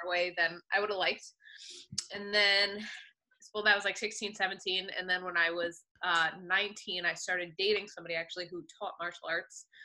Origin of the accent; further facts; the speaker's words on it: Woodbridge, Connecticut, United States; I grew up in Woodbridge, Connecticut.